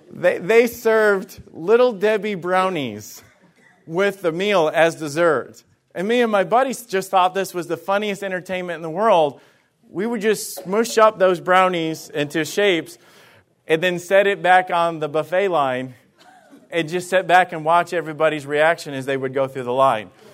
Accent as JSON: {"language": "English", "region": "Alabama", "country": "United States", "moved": "yes", "said": "I was from Alabama, okay? And, and, and some of the things and ways that I grew up and everything, it was just different"}